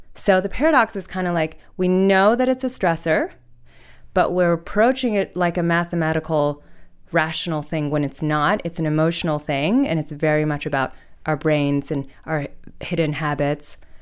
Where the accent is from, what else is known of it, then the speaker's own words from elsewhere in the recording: Hudson Valley, New York, United States; moved away as an adult; also born or lived in China / Oxford, United Kingdom; now in Australia; I went to middle and high school in the Hudson Valley, so which is about ninety minutes north of New York City